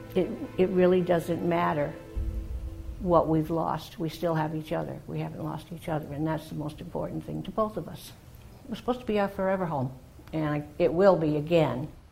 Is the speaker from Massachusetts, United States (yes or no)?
yes; Massachusetts, United States; now in Jacksonville, United States; I grew up in Massachusetts, a small town on the south coast, and the military brought me here